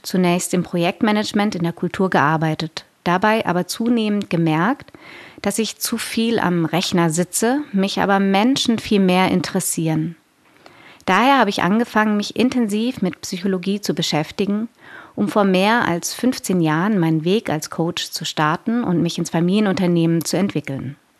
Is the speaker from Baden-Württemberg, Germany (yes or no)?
yes; Konstanz, Baden-Württemberg, Germany; now in Berlin, Germany; Unser Firmenhauptsitz ist in meiner Geburtsstadt, im schönen Konstanz am Bodensee